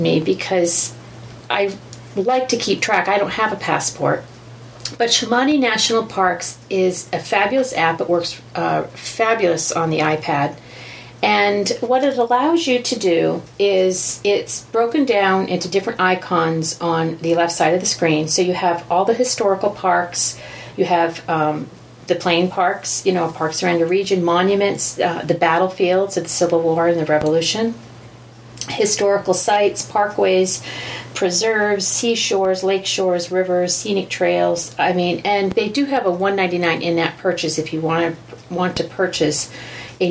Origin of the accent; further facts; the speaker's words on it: United States; being an American